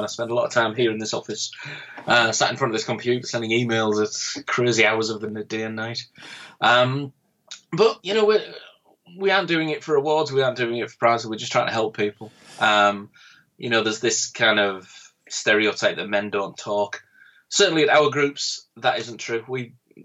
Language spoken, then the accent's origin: English; Middlesbrough, North East England, United Kingdom; It's a town called Middlesbrough, and we were 152 out of 152 on the national suicide. And that's my hometown